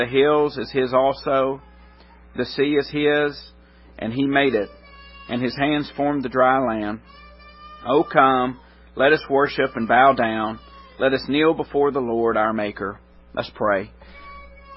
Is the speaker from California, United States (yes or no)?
no; Middle Tennessee, United States; I grew up in Middle Tennessee